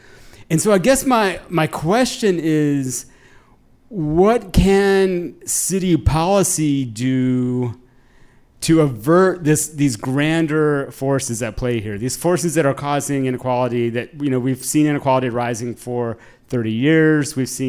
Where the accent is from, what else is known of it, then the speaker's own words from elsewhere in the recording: Austin, Texas, United States; moved away; what I see here in Austin, and I grew up in Austin, and I spent a lot of time here, and I moved back after a long time, a couple of years ago.